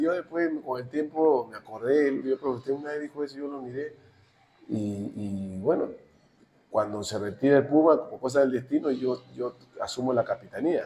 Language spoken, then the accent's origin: Spanish; Chincha Alta, Ica, Peru; yo vengo de Chincha